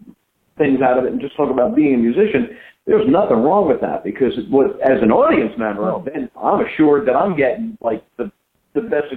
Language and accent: English; New York area, United States; I grew up in the New York area